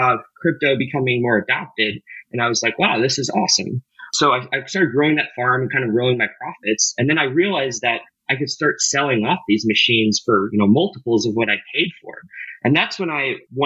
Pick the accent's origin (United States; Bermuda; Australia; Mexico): United States; St. Louis, Missouri; I grew up in St. Louis, Missouri